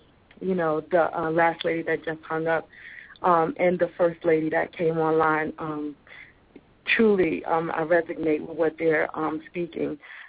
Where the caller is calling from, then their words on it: Richmond, Virginia, United States; Richmond, Virginia.